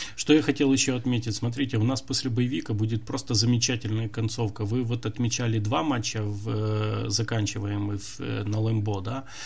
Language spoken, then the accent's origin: Russian; Ukraine; мы из Украины